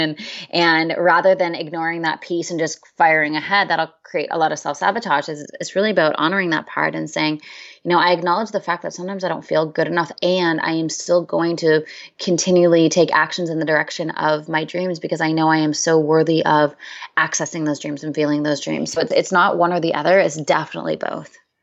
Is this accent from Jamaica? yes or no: no; Canada; now in San Diego, United States; I'm originally from Canada